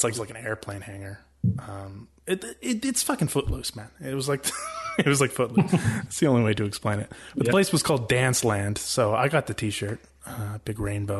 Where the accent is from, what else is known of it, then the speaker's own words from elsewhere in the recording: Canada; I'm from Canada.